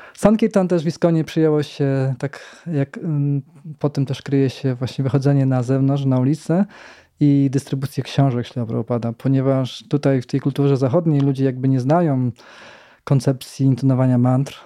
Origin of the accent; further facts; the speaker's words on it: Radków, Lower Silesian Voivodeship, Poland; bo ja pochodzę z Radkowa